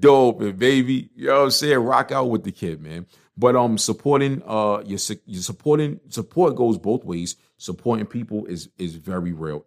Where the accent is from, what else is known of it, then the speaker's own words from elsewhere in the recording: New York, United States; moved away; even though I live out of town, I'm, I'm a New Yorker